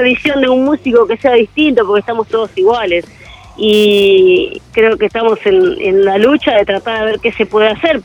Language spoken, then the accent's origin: Spanish; José C. Paz, Buenos Aires Province, Argentina; Nosotros somos de José Paz, eh, acá en el noreste de Buenos Aires